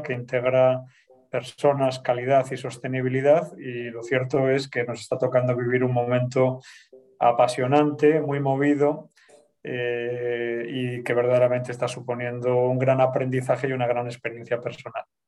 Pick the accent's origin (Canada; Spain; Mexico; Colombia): Spain; Bilbao, Basque Country; moved away as an adult; now in Madrid, Spain; yo soy de Bilbao